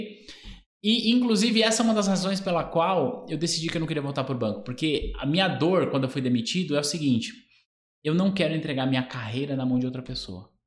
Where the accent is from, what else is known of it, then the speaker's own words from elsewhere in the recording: São Paulo, Brazil; eu nasci no bairro chamado Vila Nova Curuçá, em São Miguel